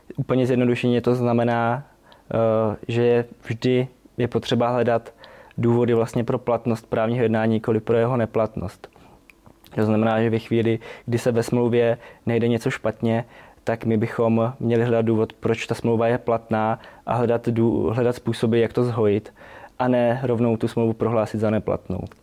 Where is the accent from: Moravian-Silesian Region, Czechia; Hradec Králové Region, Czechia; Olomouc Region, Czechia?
Olomouc Region, Czechia; Štíty; pocházím ze Štítu, Eh, malé městečko v Olomouckém kraji